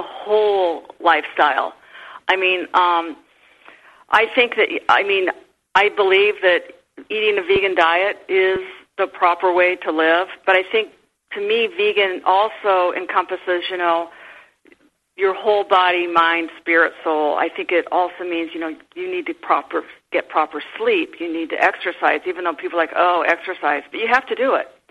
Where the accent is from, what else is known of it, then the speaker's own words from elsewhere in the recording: Midwest, United States; I grew up in the Midwest